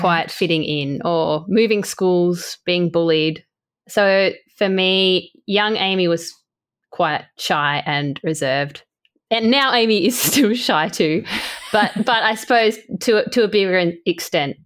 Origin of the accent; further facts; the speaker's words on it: Port Macquarie, New South Wales, Australia; moved away; growing up in a coastal town and me and my partner actually moving back to Port Macquarie soon